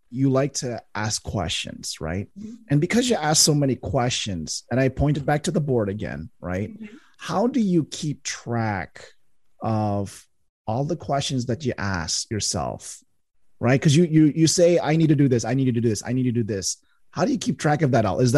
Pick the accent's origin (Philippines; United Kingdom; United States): Philippines; I'm, I'm Filipino